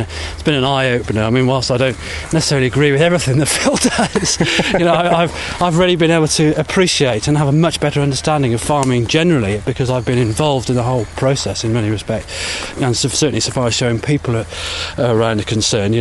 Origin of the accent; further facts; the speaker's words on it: United Kingdom; as British people